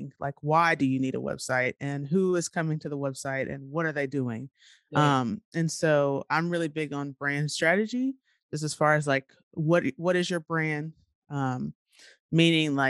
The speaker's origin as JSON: {"language": "English", "town": "Nashville", "region": "Tennessee", "country": "United States", "said": "I'm from Nashville"}